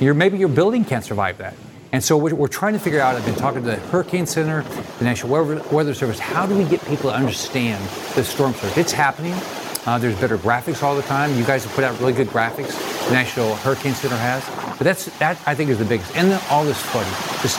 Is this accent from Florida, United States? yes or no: yes; Naples, Florida, United States; I know that we've got in my hometown in Naples as an example.